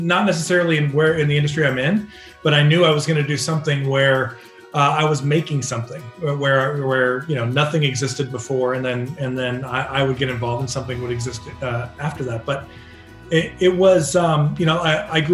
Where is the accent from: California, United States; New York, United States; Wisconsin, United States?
California, United States; Orange County; growing up in Orange County, you know, in the early 80s